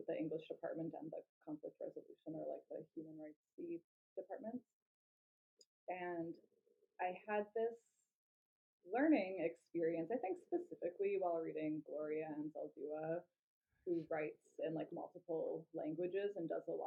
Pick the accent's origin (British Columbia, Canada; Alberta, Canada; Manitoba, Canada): Manitoba, Canada; Winnipeg; also born or lived in Vancouver; now in Vernon, Canada; I grew up in Winnipeg.